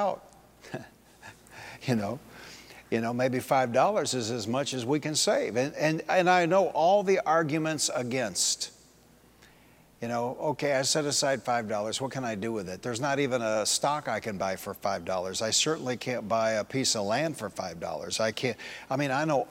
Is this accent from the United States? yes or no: yes; Detroit, Michigan, United States; The church I grew up in Detroit, Bethesda Missionary Temple